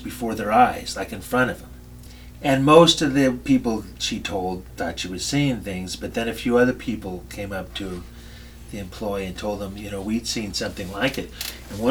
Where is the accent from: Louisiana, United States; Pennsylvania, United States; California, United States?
California, United States; Oxnard; it's in my hometown